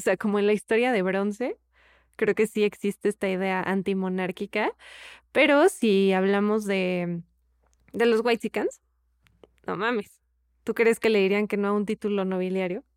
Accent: Mexico; somos mexicanos

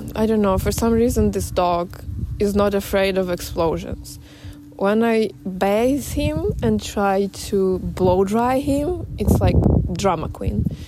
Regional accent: Kyiv, Ukraine; I was born and raised in Kiev. It is my hometown.

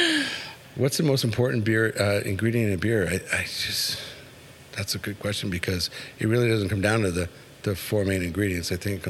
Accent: Canada; moved away; I'm from Canada originally.

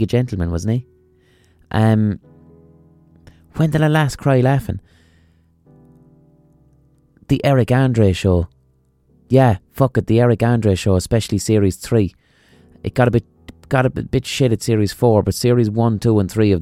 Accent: Limerick, Munster, Ireland; accent: neutral Limerick city accent; my accent isn't even a strong Limerick accent. It's a pretty neutral Limerick city accent.

